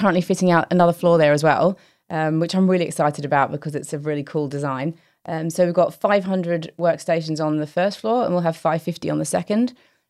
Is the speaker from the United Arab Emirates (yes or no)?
no; Australia; And I think my takeaways from growing up in Australia is I can play cricket